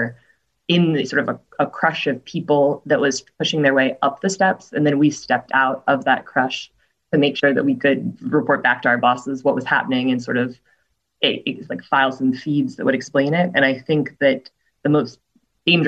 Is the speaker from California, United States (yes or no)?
no; Washington, District of Columbia, United States; I grew up in D.C., and so I've lived here for a long time and reported here for the last 3.5 years